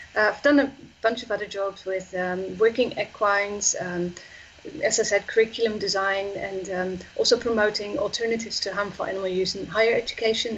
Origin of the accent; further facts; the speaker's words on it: Netherlands; I'm from the Netherlands